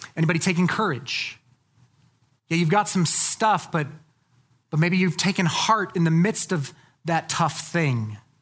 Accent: United States; as American evangelicals

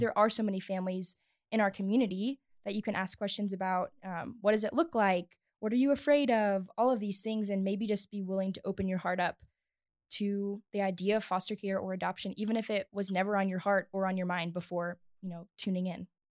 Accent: the South, United States; moved away as an adult; now in Littleton, United States; I grew up in the South

